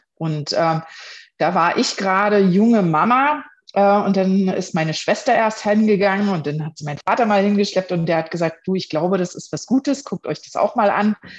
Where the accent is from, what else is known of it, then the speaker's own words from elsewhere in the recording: Potsdam region, Brandenburg, Germany; mittlerweile fünf Jahren, jetzt im Juni, bin ich Direktorin, äh, Franchise-Nehmerin von BNI für die Region Potsdam